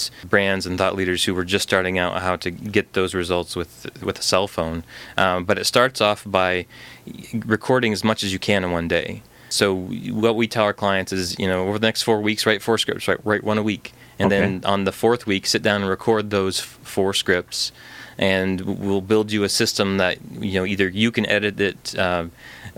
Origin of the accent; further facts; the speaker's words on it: Northern Maine, United States; I grew up in Northern Maine.